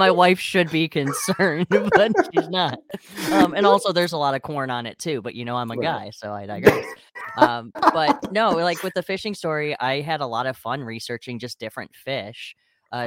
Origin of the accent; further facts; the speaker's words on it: Wayne, Michigan, United States; also born or lived in Westland, Michigan / Ypsilanti, Michigan; I live in Michigan, and I have always been in Michigan. It's potholes and construction and snow all the freaking time. So I grew up in Wayne